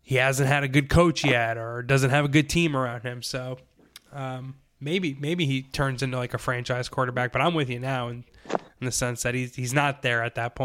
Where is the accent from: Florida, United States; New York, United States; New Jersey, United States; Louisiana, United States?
New York, United States; upstate; moved away; I'm originally from New York, upstate New York.